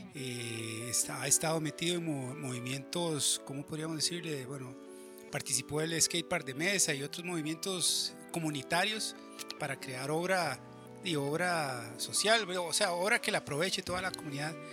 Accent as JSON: {"language": "Spanish", "region": "San José", "country": "Costa Rica", "said": "en Chepe y que es de donde yo soy"}